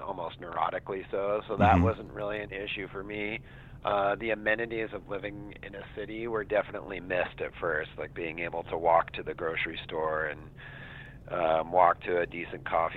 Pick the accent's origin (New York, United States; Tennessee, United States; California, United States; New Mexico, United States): New Mexico, United States; Santa Fe; also born or lived in East Coast / West Coast; now in Vashon, United States; I grew up in Santa Fe, New Mexico, which is a smaller town